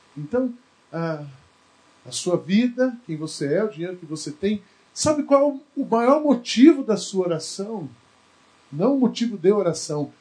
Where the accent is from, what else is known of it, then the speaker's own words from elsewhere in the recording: Barbacena, Minas Gerais, Brazil; moved away; E eu lembro quando eu era criança, lá em Barbacena